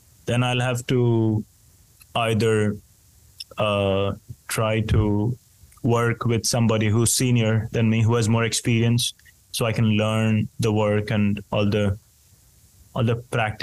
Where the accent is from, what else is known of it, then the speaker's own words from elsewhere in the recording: India; now in Finland; in a country like mine, for example, where I grew up in India